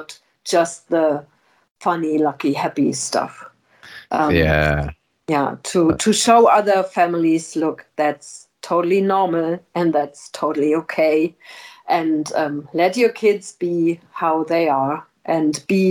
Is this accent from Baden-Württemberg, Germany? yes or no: no; Middle Rhine Valley, Rhineland-Palatinate, Germany; I'm originally from the Middle Rhine Valley